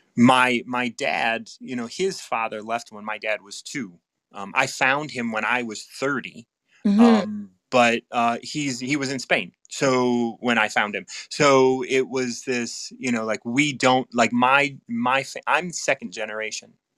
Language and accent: English; Chicago, Illinois, United States; having been born and raised in Chicago